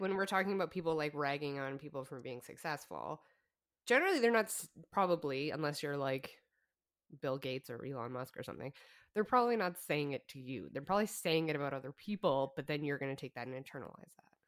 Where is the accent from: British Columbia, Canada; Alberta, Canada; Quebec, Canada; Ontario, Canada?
Alberta, Canada; we're from Alberta